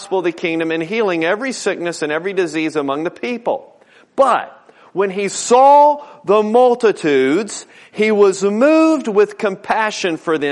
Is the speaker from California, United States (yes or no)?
no; Newport News, Virginia, United States; I grew up over in Newport News.